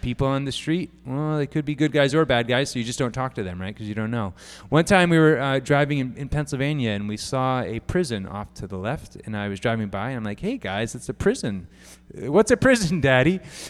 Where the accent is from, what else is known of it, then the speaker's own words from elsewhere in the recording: Japan; Some of you know that I grew up in Japan. It's one of the unique things about me.